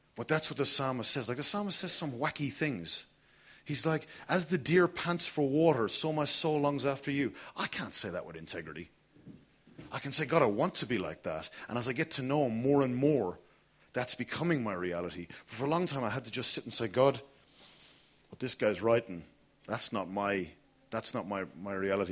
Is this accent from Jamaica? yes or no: no; Kilkenny, Leinster, Ireland; moved away; I grew up in Kilkenny